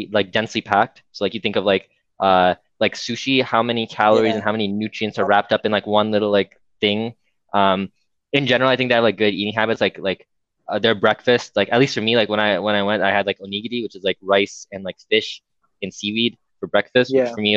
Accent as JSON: {"language": "English", "country": "United States", "tie": "born or raised there", "said": "a American born brown kid"}